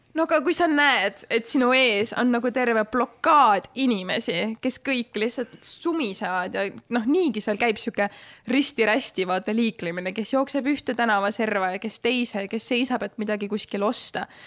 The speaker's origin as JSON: {"language": "Estonian", "town": "Tallinn", "region": "Harju County", "country": "Estonia", "tie": "born or raised there", "said": "ma ikkagi sündisin Tallinnas ja ma kasvasin üles äh, majas, mis asus Tallinnast ühe kilomeetri kaugusel"}